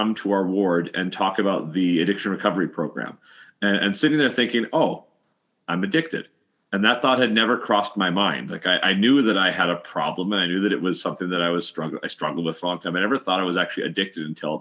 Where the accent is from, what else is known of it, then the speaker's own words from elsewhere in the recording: Canada; We're from Canada